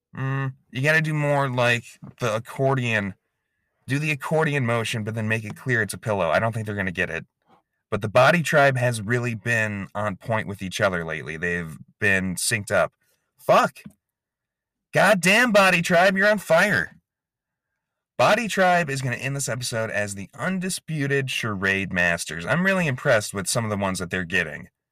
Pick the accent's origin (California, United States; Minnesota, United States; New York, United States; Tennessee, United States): Minnesota, United States; Inver Grove Heights; I'm from Invergrove Heights, Minnesota. That's where the pod factory is located